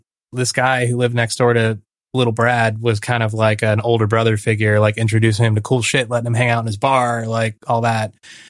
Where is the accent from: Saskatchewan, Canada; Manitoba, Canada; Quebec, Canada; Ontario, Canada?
Manitoba, Canada; Winnipeg; We're from Winnipeg